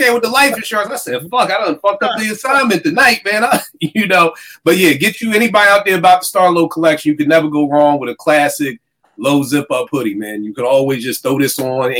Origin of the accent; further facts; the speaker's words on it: Philadelphia, Pennsylvania, United States; I'm from Philly.